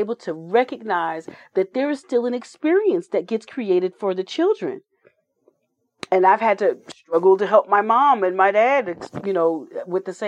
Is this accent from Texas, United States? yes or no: no; Elizabeth, New Jersey, United States; I was a military kid, but I grew up in Elizabeth, New Jersey.